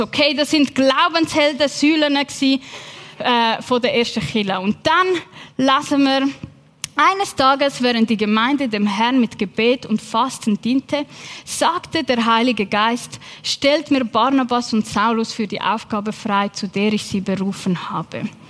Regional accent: Switzerland; also born or lived in England; bei uns in der Schweiz

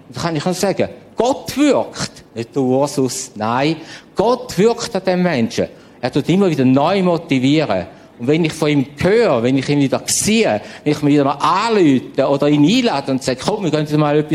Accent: St. Gallen, Switzerland; Ich weiß, ich bin auch Schweizer, St. Galler, Gastenländler, Landwirtschaft, eng, eng.

